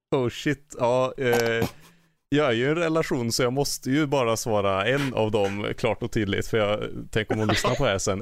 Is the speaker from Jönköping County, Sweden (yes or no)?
no; Glava, Värmland, Sweden; now in Härnösand, Sweden